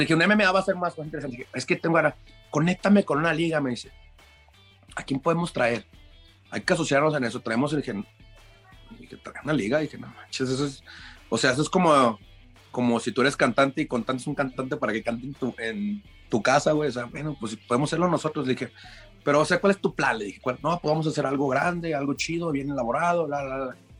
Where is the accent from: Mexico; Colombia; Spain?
Mexico; Lagos de Moreno, Jalisco; also born or lived in Chicago; Soy morrito de Lagos de Moreno, Jalisco.